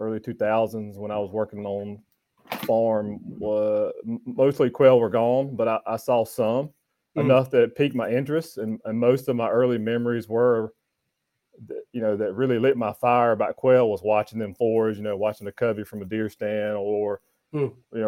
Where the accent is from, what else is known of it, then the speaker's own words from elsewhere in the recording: North Carolina, United States; moved away as an adult; also born or lived in Florida / Mississippi; now in Georgia, United States; I'm originally from North Carolina. I grew up working on a tobacco farm back home in North Carolina and spent all the way up until I was 22 years old there